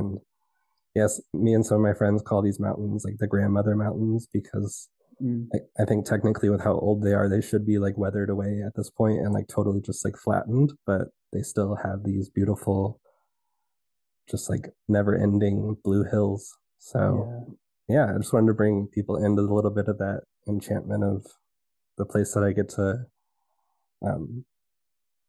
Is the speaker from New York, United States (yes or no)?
no; Dallas-Fort Worth area, Texas, United States; moved away; I grew up in Texas in the Dallas-Fort Worth area, south of like the Trinity River watershed.